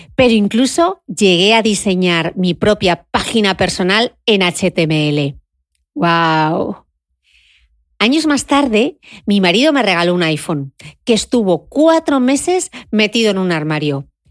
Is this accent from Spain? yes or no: yes; Gijón, Asturias, Spain; Crecí en el Instituto de Belleza de mi madre y de mi tía en Gijón